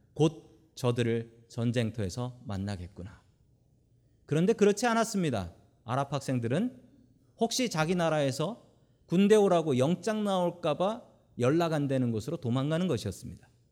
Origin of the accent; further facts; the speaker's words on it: South Korea; now in United States; 우리는 한국에서 태어나서 미국에서 사는 분들이 대부분이기 때문입니다